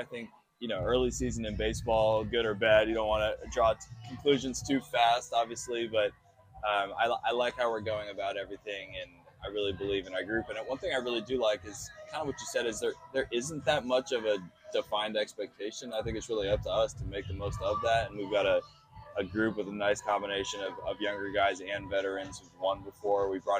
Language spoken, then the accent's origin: English; Oakland, California, United States; Yeah, I went to a lot of A's games.